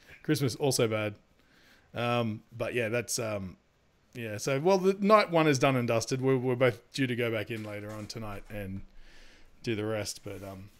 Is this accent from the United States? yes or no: yes; New York City, New York, United States; You damn right I'm gonna need that cornbread because I'm from New York City.